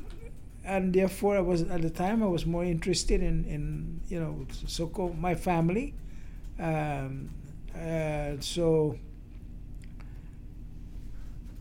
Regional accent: Guam; moved away as an adult; now in United States; throughout the years that I growing up in Guam

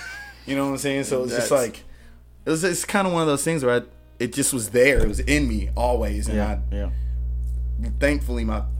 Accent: Greensboro, North Carolina, United States; also born or lived in Queens, New York; so I grew up in Greensboro. Okay. I was born in Queens. We came down here when I was like three.

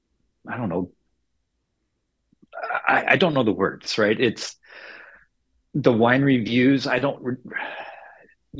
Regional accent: Chattanooga, Tennessee, United States; moved away as an adult; also born or lived in Missouri / Georgia; now in Oregon, United States; I was born in Missouri, but, you know, I call Tennessee home. That's where I grew up

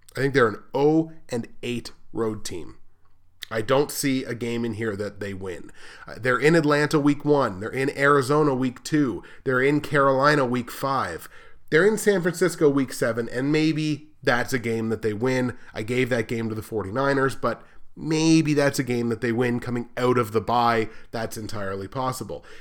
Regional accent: Canada

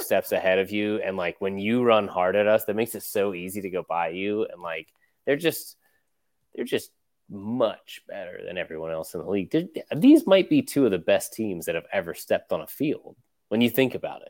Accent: United States; as an American fan

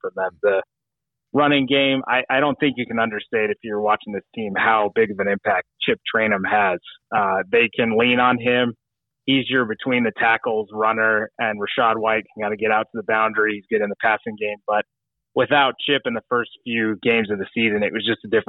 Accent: Tucson, Arizona, United States; also born or lived in Utah; Then moved with my mom to Tucson in third grade

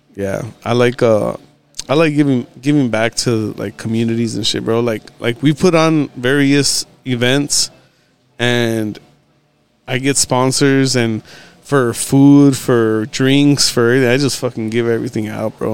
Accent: Texas, United States; also born or lived in California; I came back down here probably when I was like three or four

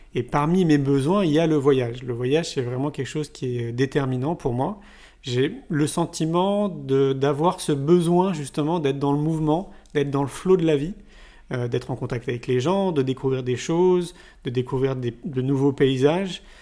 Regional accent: Paris, Île-de-France, France; moved away as an adult; now in Montpellier, France; moi je viens de Paris. J'y suis resté 34 ans

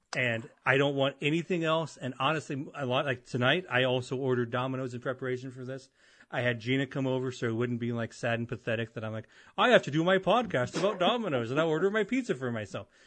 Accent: Avon, United States; moved away as an adult; I grew up and I moved away from Avon

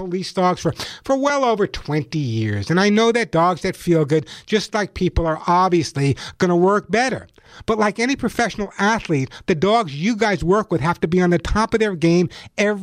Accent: Long Island, New York, United States; moved away as an adult; now in California, United States; I live in California now, but I grew up on Long Island

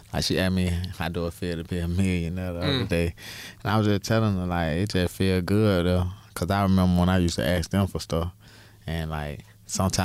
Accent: Atlanta, Georgia, United States; I'm from Summer Hill. That's in Atlanta, Georgia, right down the street from Turner Field

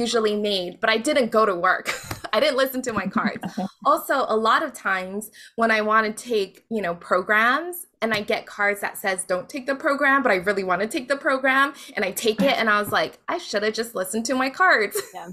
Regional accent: Hawaii, United States; moved away as an adult; also born or lived in Las Vegas; I grew up in Hawaii

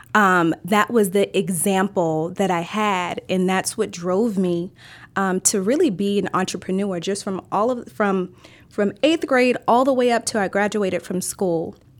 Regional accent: Maryland, United States; born or raised there

